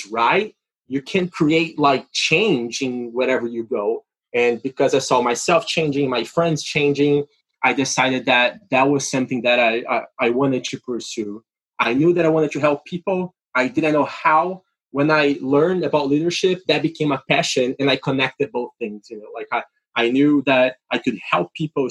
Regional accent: Brazil; English is a second language; moved away as an adult; now in United States; I am from Brazil originally.

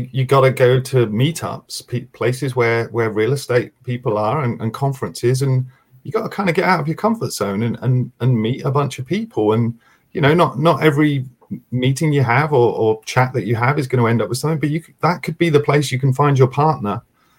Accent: United States; accent: American; I see my American accent there.

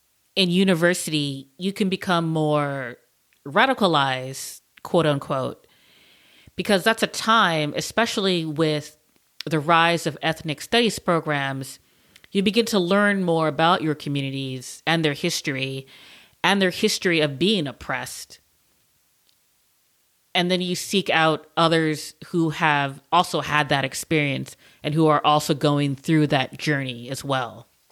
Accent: United States; being Chinese American, I as I've gotten older, I have grown a bigger friend base of Chinese and Chinese American friends

